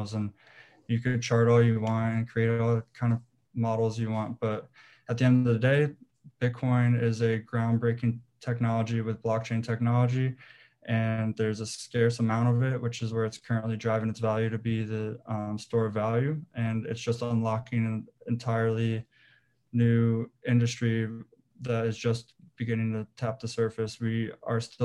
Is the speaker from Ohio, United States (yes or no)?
yes; Ohio, United States; him and I grew up together in Ohio